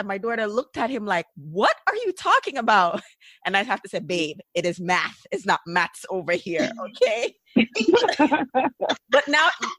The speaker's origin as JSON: {"language": "English", "country": "Jamaica", "tie": "born there", "said": "I was born in Jamaica and I want my kids to consider themselves Jamaican Americans, right?"}